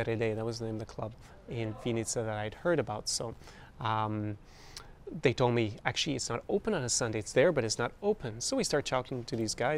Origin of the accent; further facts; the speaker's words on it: Ireland; I grew up in Ireland